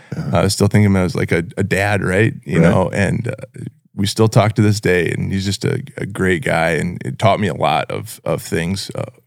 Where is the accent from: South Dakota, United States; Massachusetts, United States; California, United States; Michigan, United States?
South Dakota, United States; Sioux Falls; now in Brandon, United States; I grew up in Sioux Falls my whole life. I bought a house there and lived there until 2016.